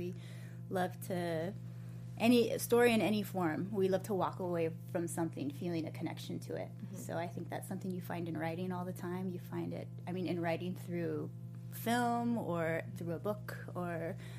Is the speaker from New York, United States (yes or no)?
no; Boulder, Colorado, United States; moved away as an adult; also born or lived in Oakland, California; I was always part of the studio growing up in Boulder, and I just wanted to continue to have dance in my life. So when I moved out to Oakland